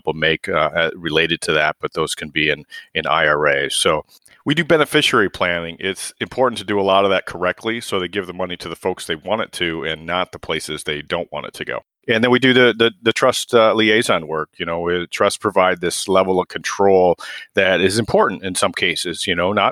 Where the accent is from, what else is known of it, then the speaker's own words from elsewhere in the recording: Waterloo, Iowa, United States; I grew up in Waterloo and went to UNI